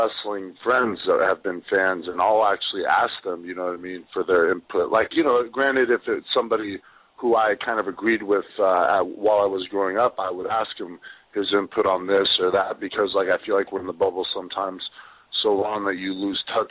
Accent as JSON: {"language": "English", "town": "Los Angeles", "region": "California", "country": "United States", "tie": "born or raised there", "said": "my hometown at the Staples Center"}